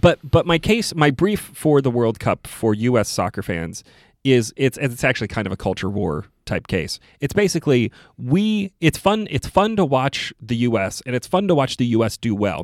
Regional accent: Ipswich, East of England, United Kingdom; moved away; we grew up outside Ipswich

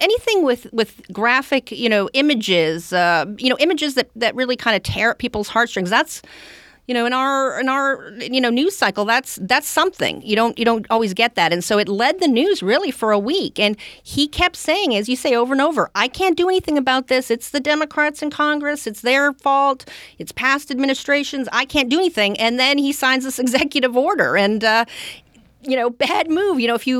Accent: Canada; I'm originally from Canada, and growing up, you know, my dad, his favorite president was Richard Nixon, but his favorite prime minister was Pierre Trudeau.

